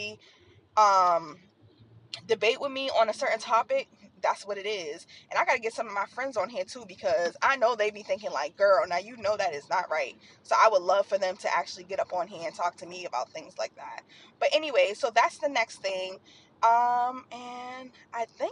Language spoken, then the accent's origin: English; Boston, Massachusetts, United States; I'm from Boston